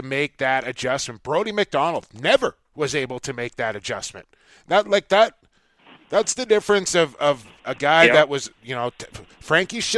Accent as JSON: {"language": "English", "town": "Coquitlam", "region": "British Columbia", "country": "Canada", "tie": "born or raised there", "said": "my hometown of Coquitlam, British Columbia"}